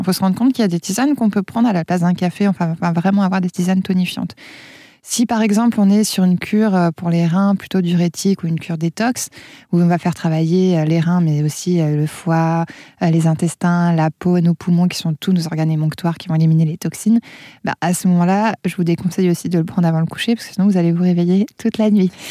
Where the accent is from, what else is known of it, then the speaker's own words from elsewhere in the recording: Auvergne-Rhône-Alpes, France; chez nous en Auvergne